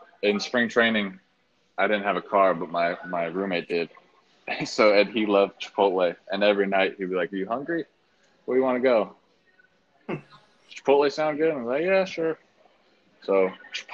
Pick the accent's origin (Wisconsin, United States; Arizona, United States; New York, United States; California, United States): Arizona, United States; Peoria; also born or lived in Glendale, Arizona; I grew up in Peoria, Arizona, but past couple of years, I've been living in Glendale.